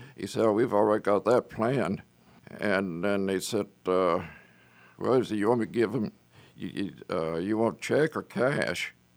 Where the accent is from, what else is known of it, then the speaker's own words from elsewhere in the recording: Lake Charles, Louisiana, United States; now in Dallas, United States; I'm from Southwest Louisiana, a little place called Lake Charles, Louisiana